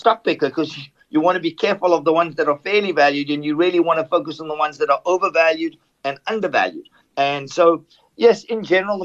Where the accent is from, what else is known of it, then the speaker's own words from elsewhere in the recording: South Africa; moved away; growing up in South Africa